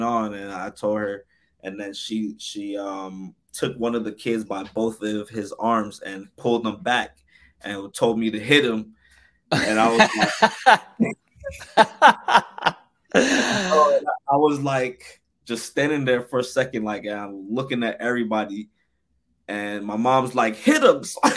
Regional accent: Newark, New Jersey, United States; also born or lived in Irvington, New Jersey / Orange, New Jersey; I grew up in Newark and Irvington

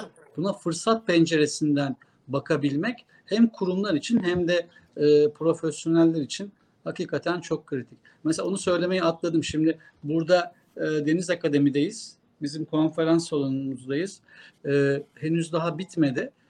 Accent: Kırklareli, Turkey; moved away; Ben Kırklareli'de böyle bakkaldan hallice bir markette hep, e, çocukluğum, gençliğim geçti.

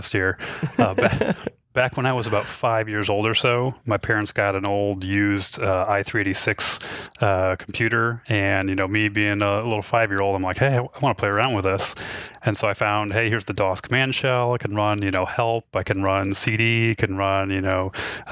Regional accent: Detroit, Michigan, United States; moved away as an adult; now in Columbus, United States; I originally grew up in near Detroit, Michigan. Went there all the way through high school

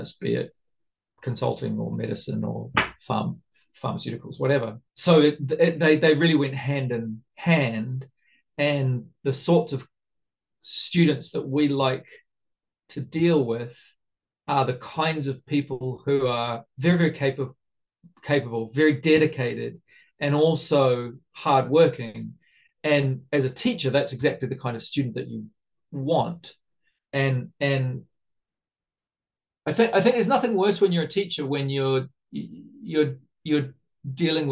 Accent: New Zealand; also born or lived in Japan; now in Brazil; I'm a Kiwi

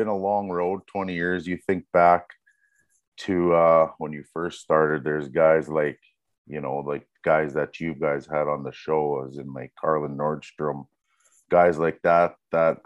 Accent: North Battleford, Saskatchewan, Canada; now in Kerrobert, Canada; my hometown is North Battleford

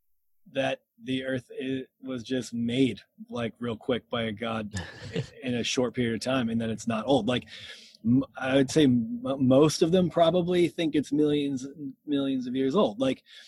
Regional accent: Massachusetts, United States; also born or lived in Lynchburg, Virginia; I'm from Massachusetts, and that's where I still live, and the only time I haven't lived here was my time in Lynchburg, Virginia, at Liberty

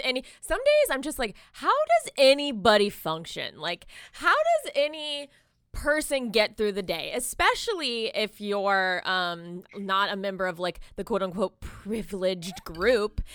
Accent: Jacksonville, Florida, United States; also born or lived in Miami; I was born in Miami. I, I spent, like, most of my, um, like, you know, teen, like my teen years and stuff in Jacksonville

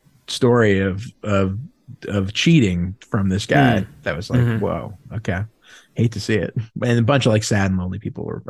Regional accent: Muncie, Indiana, United States; I'm from Muncie, Indiana.

